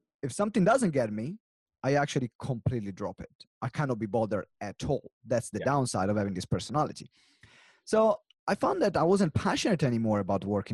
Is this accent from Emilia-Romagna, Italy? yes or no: yes; Maranello, Emilia-Romagna, Italy; now in England; my origin, I come from Italy, and in particular, the city where I come from is Maranello, which is close to Modena and Bologna, center north of Italy